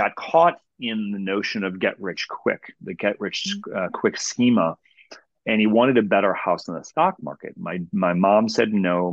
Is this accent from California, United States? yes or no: no; Cleveland, Ohio, United States; I'm from Cleveland